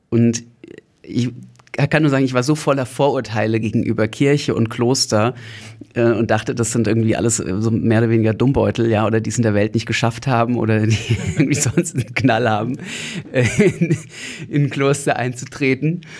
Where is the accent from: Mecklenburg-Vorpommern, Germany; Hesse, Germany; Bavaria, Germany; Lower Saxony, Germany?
Hesse, Germany; also born or lived in Berlin; Ich bin selber Deutscher aus der Nähe von Frankfurt am Main und äh, habe nach dem Abitur Betriebswirtschaft studiert